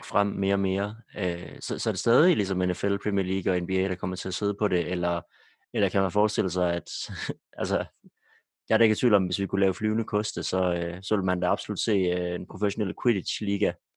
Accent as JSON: {"language": "Danish", "country": "Denmark", "said": "som danskere"}